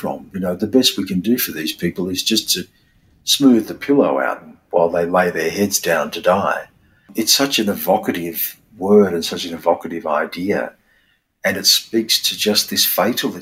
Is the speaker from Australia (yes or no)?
yes; Australia; being Australian, is that we live between those two worlds